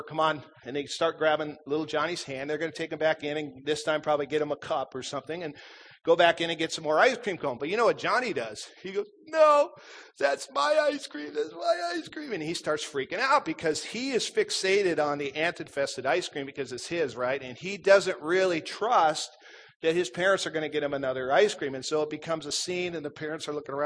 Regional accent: Minnesota, United States; I grew up in Minnesota

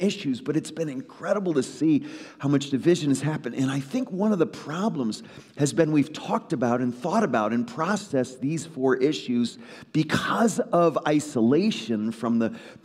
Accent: Woodbridge, Connecticut, United States; moved away; I grew up in Trinity Evangelical Free Church of Woodbridge, Connecticut

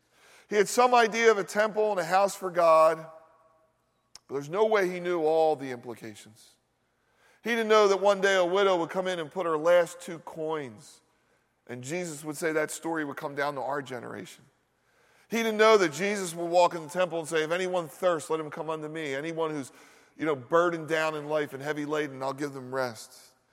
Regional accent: United States; as American Christians

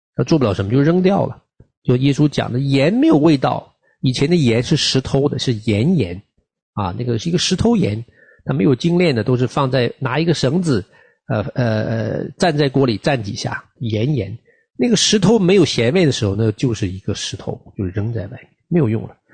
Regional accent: China; moved away; 我们这个特别从大陆出来的群体

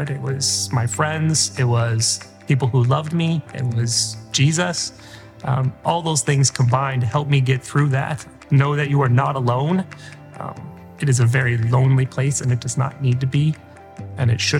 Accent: Fort Wayne, Indiana, United States; I grew up in Fort Wayne, Indiana, so not far from here

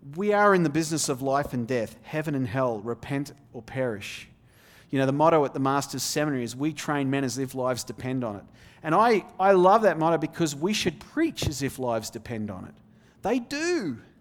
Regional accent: Australia; moved away as an adult; also born or lived in Denmark / Little Elm, Texas; now in Texas, United States; I grew up in the Australian outback

